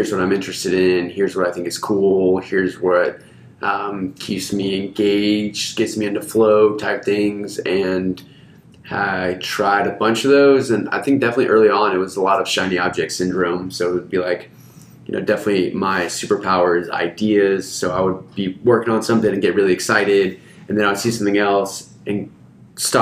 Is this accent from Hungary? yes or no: yes; Hungary; now in Austin, United States; I grew up in Hungary